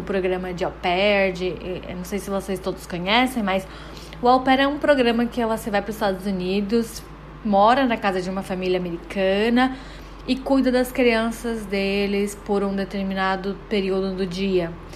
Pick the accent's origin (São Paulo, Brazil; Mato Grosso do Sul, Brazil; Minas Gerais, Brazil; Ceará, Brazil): São Paulo, Brazil; Guarujá; moved away as an adult; also born or lived in Belém, Pará / United States; eu na verdade sou de Belém, do Pará, gente, mas eu morei no Guarujá por praticamente toda a minha vida, desde que eu me lembro, assim, me entendo por gente.